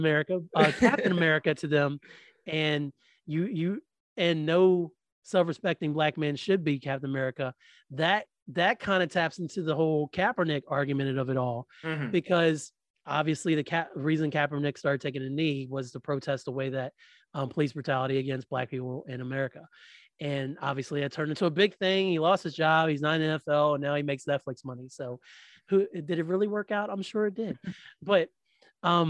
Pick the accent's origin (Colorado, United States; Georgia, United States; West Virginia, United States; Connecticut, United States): West Virginia, United States; I was born in Virginia. I was raised in West Virginia